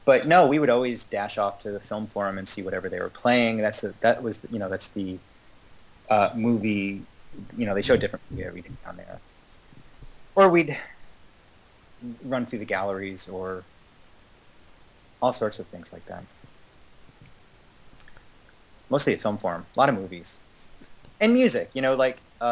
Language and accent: English; Kingston, New York, United States; moved away; I grew up 90 miles north of New York City, maybe 100 in Kingston, New York, or just outside of Kingston, New York.